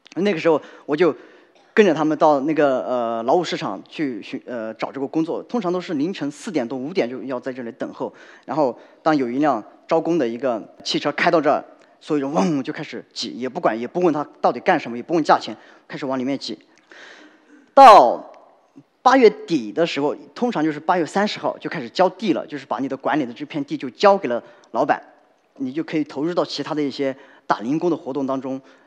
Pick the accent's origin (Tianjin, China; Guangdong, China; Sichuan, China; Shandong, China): Sichuan, China; Yi; moved away; also born or lived in Beijing; 我自己呢，就是土生土长的大凉山